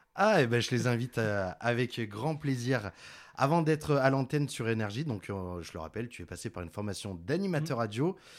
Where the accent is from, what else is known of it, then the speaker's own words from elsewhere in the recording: Grenoble, Auvergne-Rhône-Alpes, France; je viens de Grenoble